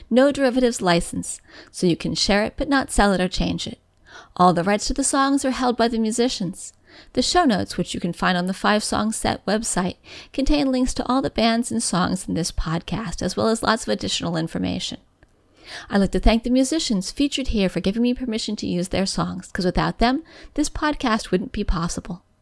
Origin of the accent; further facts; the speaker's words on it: San Diego, California, United States; I was born and raised in San Diego, California, USA, and have moved all around the country for school and work.